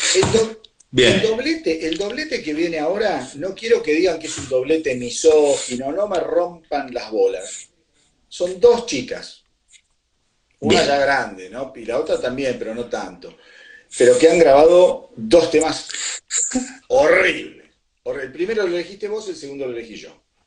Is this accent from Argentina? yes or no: yes; Argentina; nuestro bendito país, Argentina